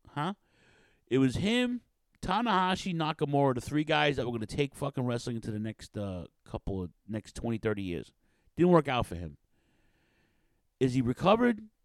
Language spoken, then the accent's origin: English; New York City, New York, United States; Queens, shout out to Queens, my hometown